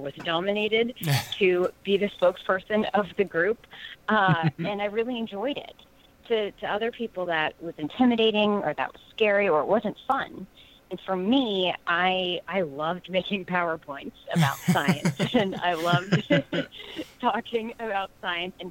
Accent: West Virginia, United States; I grew up in West Virginia

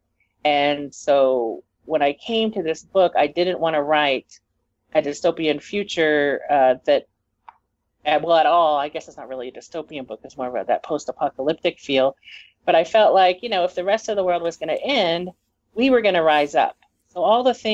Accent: Texas, United States; now in New Mexico, United States; I grew up in Texas. I live in New Mexico.

